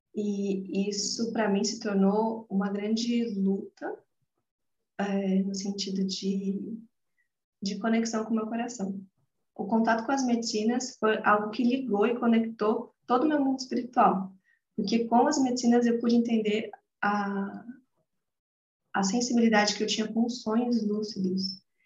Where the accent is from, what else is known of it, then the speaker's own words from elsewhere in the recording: Atibaia, São Paulo, Brazil; eu nasci aqui em Atibaia, atualmente eu moro aqui também, em São Paulo, interior de São Paulo.